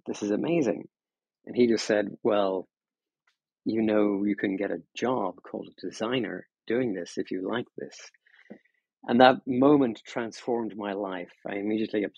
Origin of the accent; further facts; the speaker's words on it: Ireland; moved away as an adult; now in San Francisco, United States; I'm originally from Ireland, now living in San Francisco